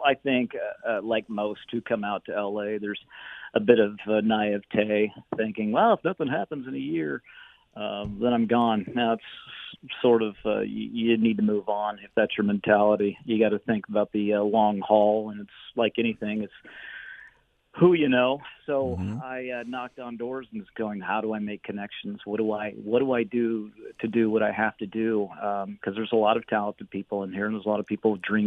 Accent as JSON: {"language": "English", "town": "Bakersfield", "region": "California", "country": "United States", "tie": "born or raised there", "also_born_or_lived": "Los Angeles", "moved": "as an adult", "said": "I grew up in Bakersfield. I went to good old Fruitvale Junior High in Green Acres and on to West High"}